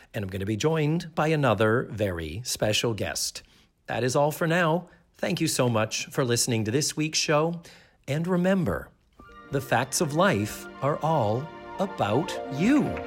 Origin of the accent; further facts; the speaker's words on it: Brockton, Massachusetts, United States; moved away as an adult; now in Central Florida, United States; I grew up in Brockton